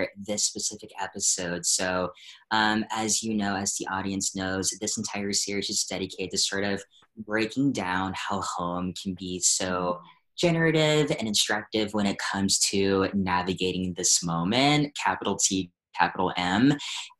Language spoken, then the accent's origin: English; Hampton, Virginia, United States; we're from the same area, Virginia, coastal Virginia. I'm from Hampton